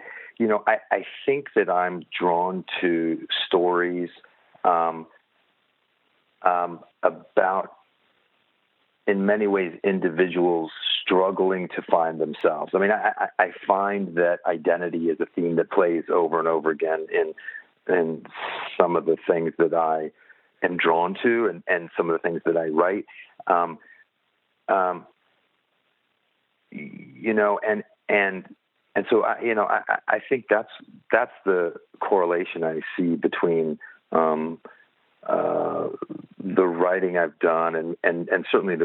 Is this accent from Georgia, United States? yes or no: no; Indianapolis, Indiana, United States; now in Los Angeles, United States; I was born and raised in Indianapolis, Indiana